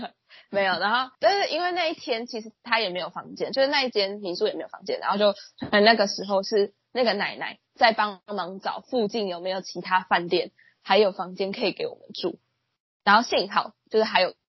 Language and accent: Chinese; Taiwan; 我们台湾人的习惯是